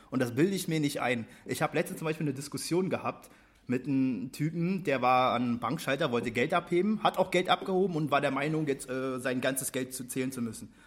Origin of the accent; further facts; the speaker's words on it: Berlin, Germany; Ja, ich komme hier aus dem Wedding.